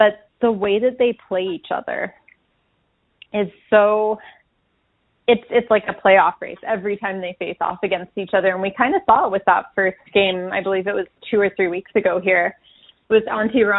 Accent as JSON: {"language": "English", "region": "East Coast", "country": "United States", "tie": "born or raised there", "moved": "yes", "said": "I grew up back on the East Coast"}